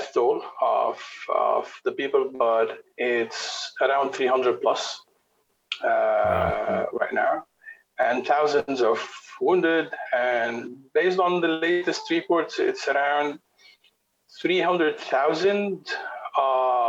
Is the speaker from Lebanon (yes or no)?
yes; Beirut, Beirut Governorate, Lebanon; I'm originally from Beirut. Live here, work here, travel a lot.